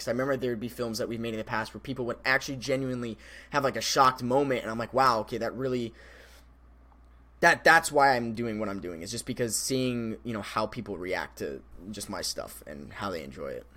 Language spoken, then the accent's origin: English; Colorado River, Arizona, United States; now in Phoenix, United States; I used to live on the Colorado River in Arizona.